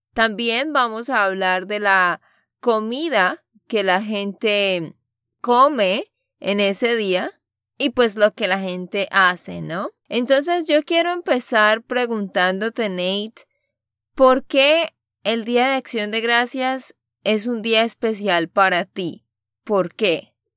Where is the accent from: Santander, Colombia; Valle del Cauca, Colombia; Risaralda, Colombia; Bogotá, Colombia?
Santander, Colombia; de Santander, Colombia